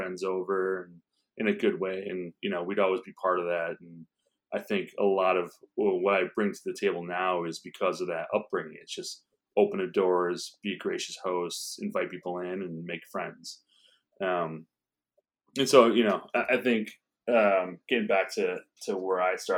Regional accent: Chicago, Illinois, United States; moved away as an adult; also born or lived in New York; I grew up in Chicago. I grew up in Edgewater, East Edgewater, kind of near Rogers Park

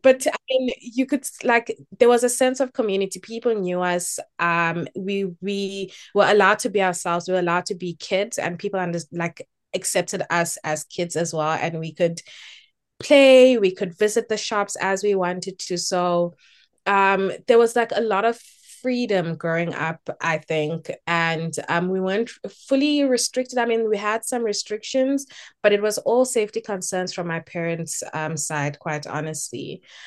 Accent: Durban, KwaZulu-Natal, South Africa; moved away as an adult; also born or lived in Eastern Cape; now in Cape Town, South Africa; I was born in the Eastern Cape, but I grew up in Durban. Um, I grew up in Phoenix, actually, um, and spent my entire childhood and entire schooling years in Phoenix.

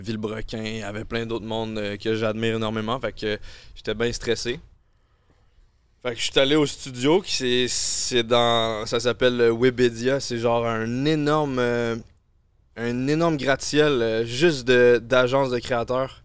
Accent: Quebec, Canada; accent: Québécois

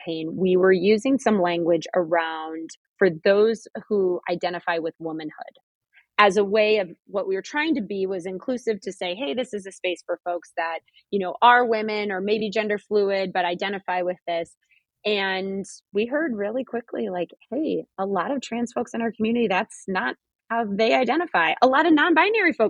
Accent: Midwest, United States; I grew up in the Midwest

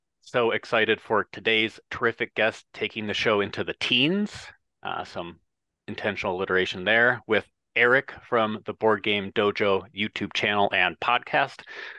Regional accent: Midwest, United States; I'm a Midwesterner.

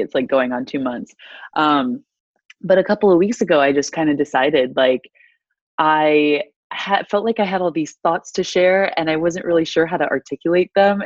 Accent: DeWitt, Iowa, United States; moved away as an adult; also born or lived in Tuscaloosa, Alabama; I was born and raised in DeWitt, Iowa, um, which is about 20 minutes north of Davenport

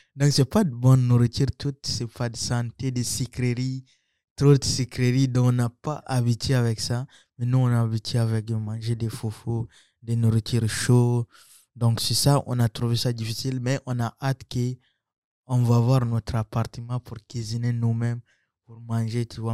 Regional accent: Chad; also born or lived in Central African Republic; now in Trois-Rivières, Canada; je suis centrafricain j'ai grandi au Tchad

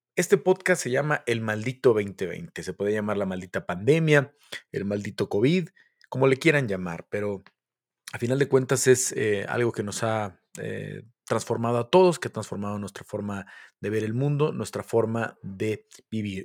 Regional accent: Mexico; soy mexicano

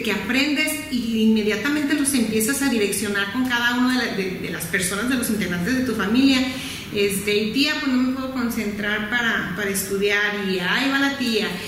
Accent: Guadalajara, Jalisco, Mexico; No, soy de aquí de Guadalajara.

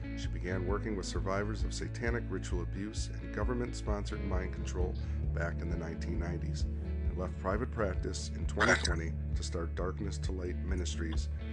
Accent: United States; as an American, you know, you grow up in a country

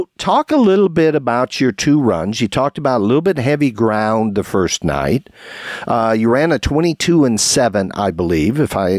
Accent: Brandenburg, Kentucky, United States; I'm from Brandenburg, Kentucky.

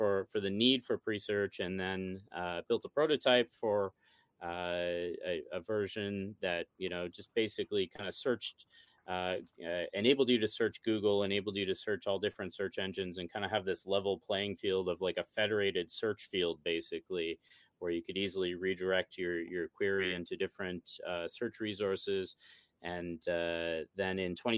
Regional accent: Midland, Ontario, Canada; my hometown, Midland, Ontario, Canada

